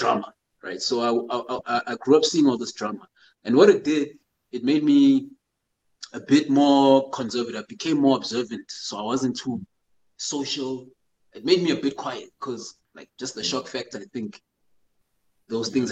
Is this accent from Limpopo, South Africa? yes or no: no; Johannesburg, Gauteng, South Africa; also born or lived in Zimbabwe / Eastern Cape; I was born in Zimbabwe. Came down to South Africa with my parents when I was 2 years old. So did most of my education down in Joburg